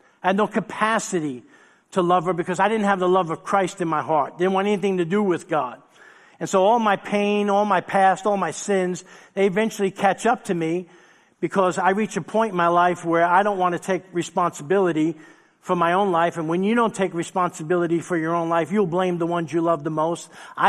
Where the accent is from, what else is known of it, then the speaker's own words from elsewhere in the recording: New York City, New York, United States; Most of you know my story growing up in New York City. I grew up without a dad, left when I was 6 months old.